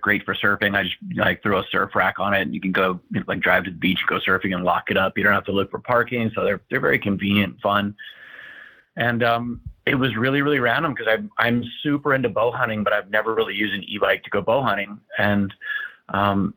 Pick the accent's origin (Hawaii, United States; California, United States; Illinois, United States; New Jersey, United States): Hawaii, United States; Kona; I was born and raised, in a little town, called Kona in Hawaii.